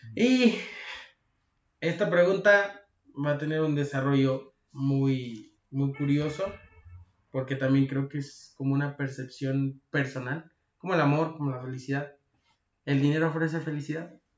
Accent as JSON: {"language": "Spanish", "country": "Mexico", "said": "yo, como mexicano, debo quedarme en México"}